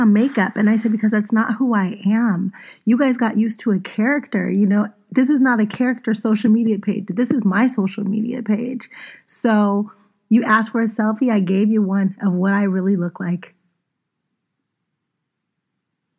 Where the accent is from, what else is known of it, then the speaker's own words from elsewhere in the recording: Pittsburgh, Pennsylvania, United States; I'm an East Coast girl. I'm from Pittsburgh